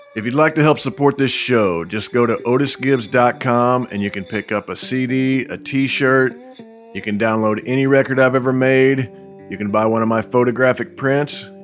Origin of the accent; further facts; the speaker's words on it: Indianapolis, Indiana, United States; I grew up in Wanamaker